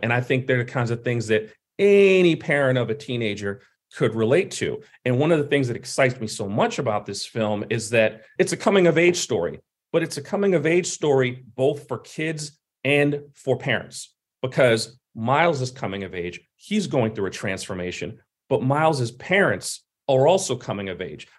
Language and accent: English; New York City, New York, United States; I'm from Brooklyn as well